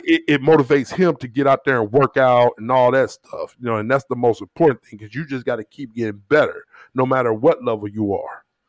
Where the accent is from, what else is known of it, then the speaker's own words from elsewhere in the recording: St. Louis, Missouri, United States; My people from the South and I grew up in Saint Louis